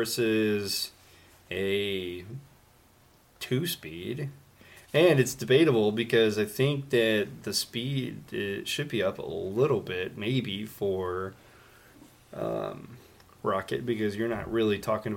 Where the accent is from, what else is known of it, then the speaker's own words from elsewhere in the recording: Brooklyn, New York, United States; I'm a kid from Brooklyn. I'm going to be up every single time.